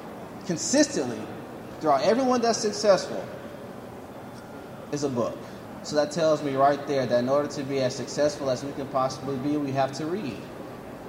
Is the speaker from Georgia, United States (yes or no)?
yes; Valdosta, Georgia, United States; I grew up in Valdosta, Georgia